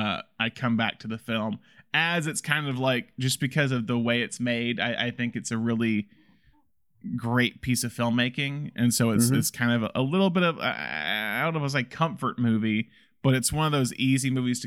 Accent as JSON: {"language": "English", "region": "Alabama", "country": "United States", "said": "It might be because I'm from Alabama, but I really love kind of Harper Lee's writing style."}